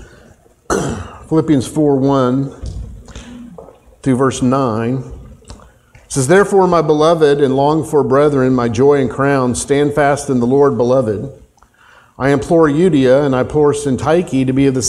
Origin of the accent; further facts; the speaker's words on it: Tulsa, Oklahoma, United States; moved away; I grew up in Tulsa, Oklahoma. I'm an Oklahoman